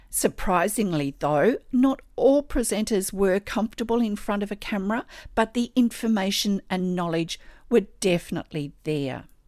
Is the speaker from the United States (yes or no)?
no; Australia